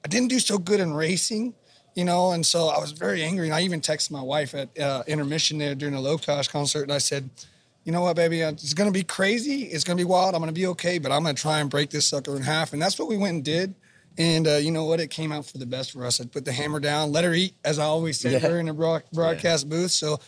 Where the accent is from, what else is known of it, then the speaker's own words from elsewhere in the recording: Houston, Texas, United States; I had a freestyle win in Houston as well this year, right in front of him, in front of my hometown crowd.